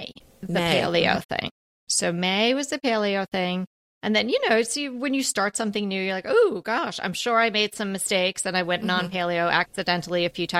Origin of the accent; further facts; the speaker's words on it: New York, United States; I'm from New York. I know what a real bagel is supposed to taste like